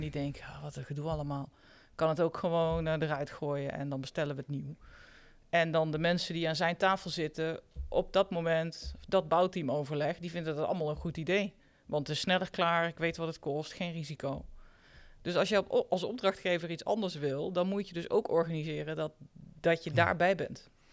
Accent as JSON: {"language": "Dutch", "region": "North Brabant", "country": "Netherlands", "said": "ik kom uit Brabant, dus vroeger zeiden wij bouwketen"}